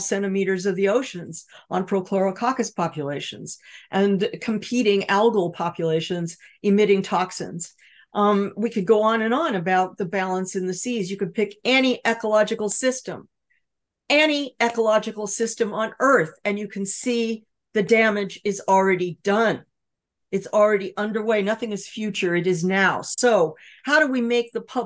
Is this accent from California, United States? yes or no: yes; Los Angeles, California, United States; I grew up in California, surrounded by Standard Oil, with oil derricks offshore, pumping tar onto the beaches